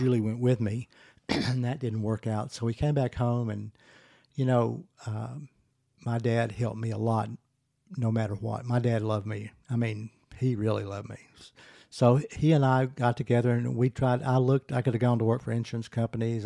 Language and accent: English; Pine Bluff, Arkansas, United States; I grew up in Pine Bluff, Arkansas.